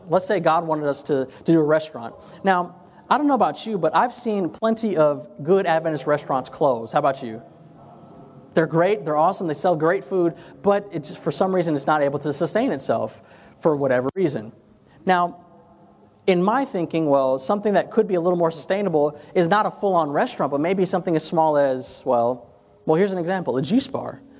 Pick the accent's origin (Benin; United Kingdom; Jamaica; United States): Jamaica; I know I'm Jamaican, I would love to have a, a, a patty a shop